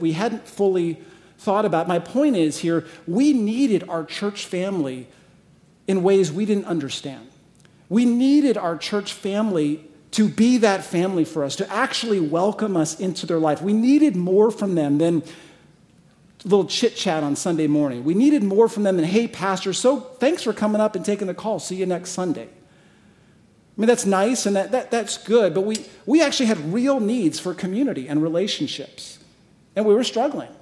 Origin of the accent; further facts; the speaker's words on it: Arizona, United States; moved away as an adult; also born or lived in San Diego / Michigan; now in Scottsdale, United States; I'm originally from Arizona